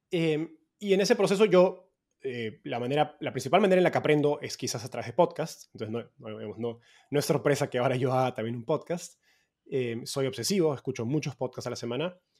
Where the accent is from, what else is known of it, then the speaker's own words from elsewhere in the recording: Peru; moved away as an adult; also born or lived in Mexico; now in San Francisco, United States; soy peruano, vivo en San Francisco hace poco más de un año, después de haber estado yendo cada vez más al norte desde Perú a México y ahora a Estados Unidos.